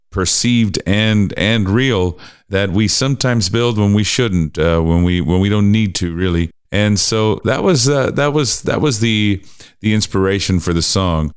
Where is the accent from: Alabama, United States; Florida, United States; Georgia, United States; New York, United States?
Florida, United States; Miami; i grew up in in miami florida